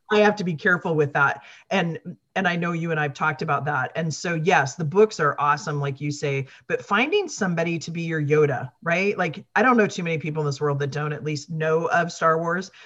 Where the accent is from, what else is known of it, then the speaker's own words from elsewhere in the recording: Midwest, United States; moved away; I came from the Midwest